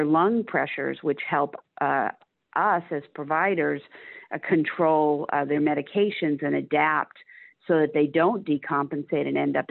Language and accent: English; Cape Cod, Massachusetts, United States; moved away as an adult; now in Dallas, United States; I grew up on Cape Cod, Massachusetts